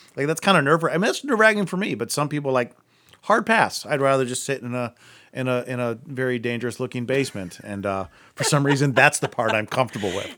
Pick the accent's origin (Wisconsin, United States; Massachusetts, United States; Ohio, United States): Ohio, United States; Akron; we grew up together in Akron